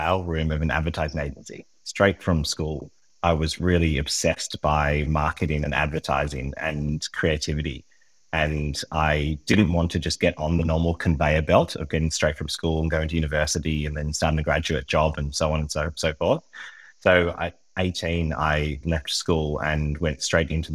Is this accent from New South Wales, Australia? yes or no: yes; Sydney, New South Wales, Australia; moved away as an adult; now in Kastellorizo, Greece; I was born in Sydney and lived in Sydney for almost all of my life, except where I am now